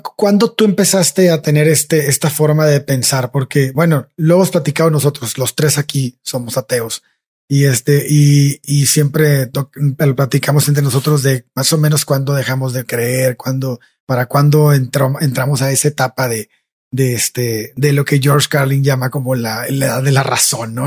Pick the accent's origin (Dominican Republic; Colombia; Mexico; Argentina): Mexico; Tamaulipas; yo soy de Tamaulipas